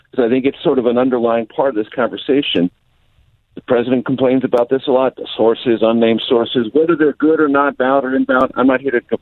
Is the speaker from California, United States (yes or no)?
yes; San Diego, California, United States; moved away as an adult; also born or lived in Missouri / Amarillo, Texas / Las Vegas, Nevada / Houston, Texas; now in Washington, United States; I grew up in San Diego